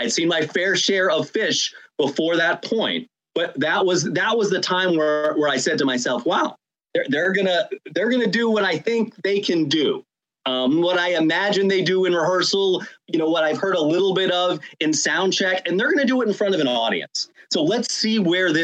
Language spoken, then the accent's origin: English; Rhode Island, United States; my home state of Rhode Island